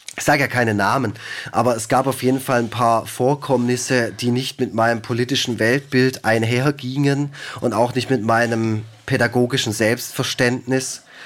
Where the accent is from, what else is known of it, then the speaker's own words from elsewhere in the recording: Germany; ich bin aus Deutschland